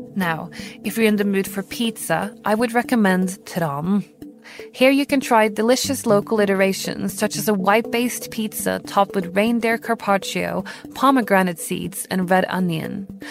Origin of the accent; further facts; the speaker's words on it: Oslo, Norway; my hometown of Oslo, Norway